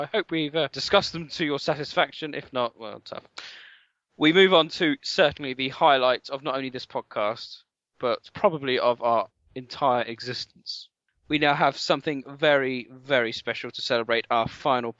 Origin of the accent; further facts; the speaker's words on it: United Kingdom; I'm hideously British